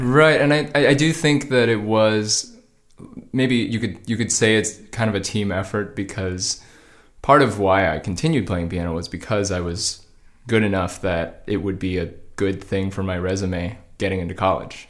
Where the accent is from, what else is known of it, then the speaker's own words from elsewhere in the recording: Georgia, United States; now in Los Angeles, United States; I grew up in Georgia.